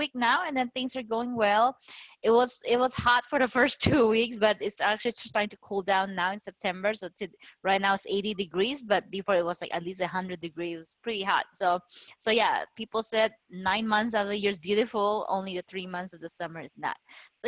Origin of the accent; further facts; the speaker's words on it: Philippines; moved away as an adult; also born or lived in Bay Area, California, United States; now in Las Vegas, United States; I'm Chinese. I was born and raised in the Philippines, and then I immigrated there back in 2000